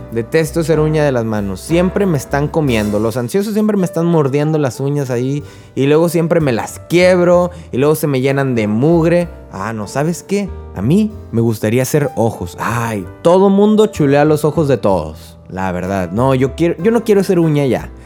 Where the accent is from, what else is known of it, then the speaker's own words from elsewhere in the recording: Río Bravo, Tamaulipas, Mexico; now in Corpus Christi, United States; yo soy de Río Bravo, Tamaulipas, vivo en Corpus Christi, Texas